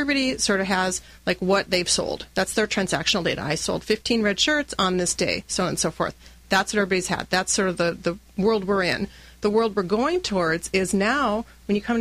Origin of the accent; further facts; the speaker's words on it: North Dakota, United States; I grew up in North Dakota, and so you could actually take German and Norwegian in school there because there's so many Norwegians